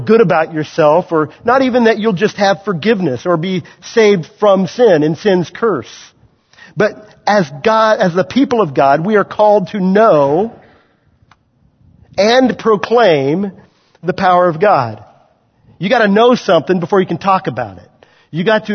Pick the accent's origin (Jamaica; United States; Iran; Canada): United States; Waverly, Kansas; moved away; I grew up in Waverly, Kansas, guys. I'm no city boy. I grew up around farm people, a town of 600